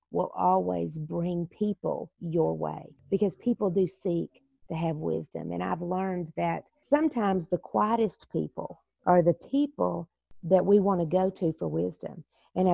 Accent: Texas, United States; I was raised in the South where, a lot of times I'll say I'm Texas raised, Jesus saved

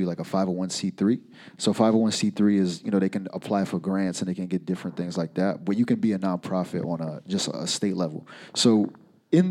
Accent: Providence, Rhode Island, United States; I'm from the East Side

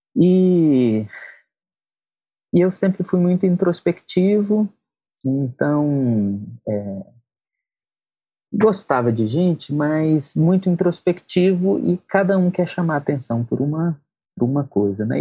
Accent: Brasília, Federal District, Brazil; Eu sou de Brasília, minha mãe falecida já natural de de Minas, meu pai é de Pernambuco

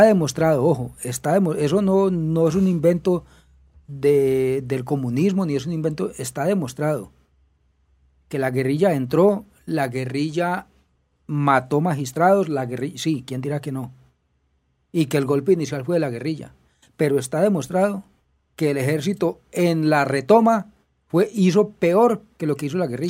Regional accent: Colombia; como buenos esnovistas colombianos

